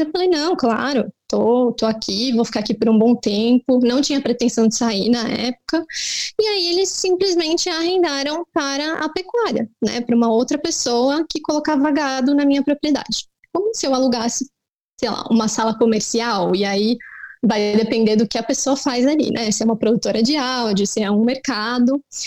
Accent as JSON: {"language": "Portuguese", "region": "São Paulo", "country": "Brazil", "tie": "born or raised there", "said": "eu cresci em São Paulo, cresci com meu pai"}